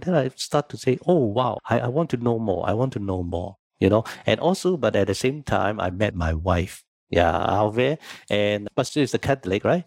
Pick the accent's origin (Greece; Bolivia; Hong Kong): Hong Kong; moved away as an adult; now in Singapore; I was born in Hong Kong